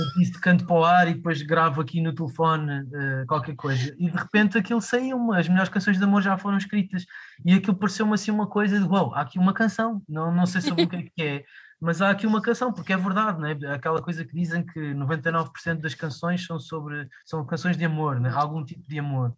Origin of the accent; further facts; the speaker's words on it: Lisbon, Portugal; eu cresci aqui em Lisboa